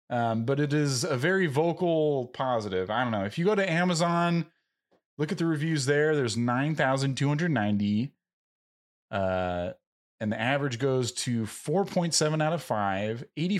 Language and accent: English; Tennessee, United States; Between Nick Cage's horrendous southern accent, I'm from Tennessee, it's offensive